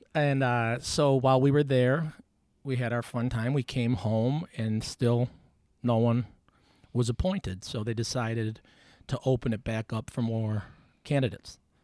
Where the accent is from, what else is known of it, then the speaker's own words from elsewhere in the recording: Buffalo, New York, United States; Nineteen eighty-one, born on Potter's Road